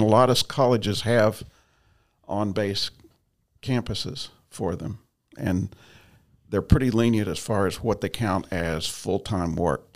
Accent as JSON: {"language": "English", "town": "Ashland", "region": "Kentucky", "country": "United States", "tie": "born or raised there", "moved": "yes", "said": "I was born and raised in Eastern Kentucky"}